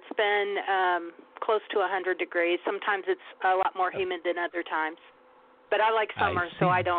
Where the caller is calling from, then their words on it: Nebraska, United States; I'm calling from Nebraska.